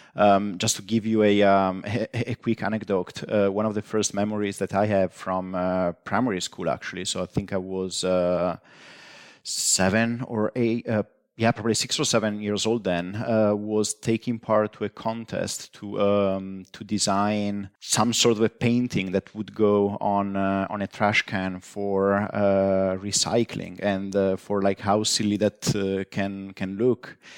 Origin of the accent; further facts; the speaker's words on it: northeastern Italy, Italy; moved away; I grew up in, uh, northeastern, uh, Italy